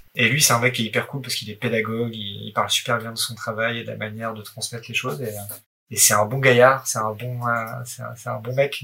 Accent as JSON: {"language": "French", "area": "Haut-Doubs", "region": "Bourgogne-Franche-Comté", "country": "France", "moved": "yes", "lives_now": "Paris, France", "said": "je viens du Haut-Doubs, dans france comté"}